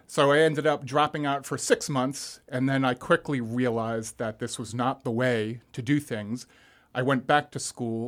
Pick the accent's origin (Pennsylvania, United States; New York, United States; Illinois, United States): New York, United States; Long Island; moved away as an adult; also born or lived in Manhattan, New York; now in Florida, United States; I grew up on Long Island, New York